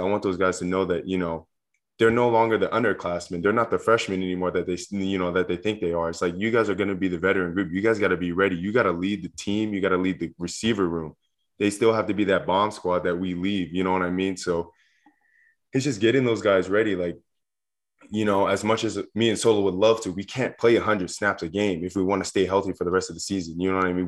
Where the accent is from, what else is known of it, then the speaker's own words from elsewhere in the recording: Southern California, United States; moved away; I grew up in Southern California